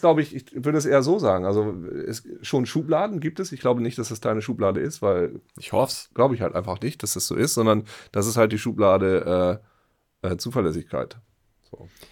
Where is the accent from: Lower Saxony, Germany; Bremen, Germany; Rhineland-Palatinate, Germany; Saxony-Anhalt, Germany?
Lower Saxony, Germany; East Frisia; ich bin Ostfriese